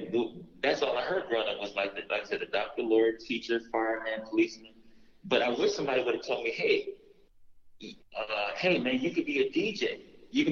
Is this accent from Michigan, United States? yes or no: no; Los Angeles, California, United States; I'm from South Central L.A., born and raised